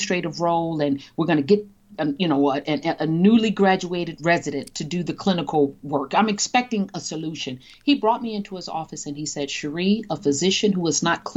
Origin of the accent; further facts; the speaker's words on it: Chicago, Illinois, United States; a young Black female born and raised on the South Side of Chicago